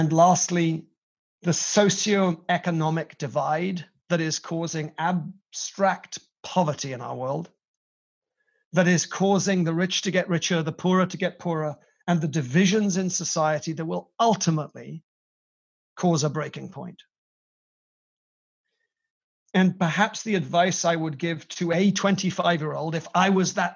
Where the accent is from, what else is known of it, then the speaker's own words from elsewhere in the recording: Wales, United Kingdom; moved away; to represent Wales in this way. I couldn't want a closer connection to my homeland than through this